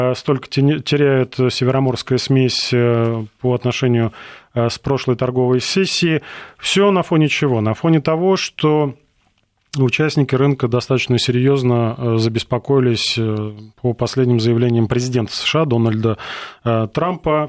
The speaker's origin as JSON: {"language": "Russian", "country": "Russia"}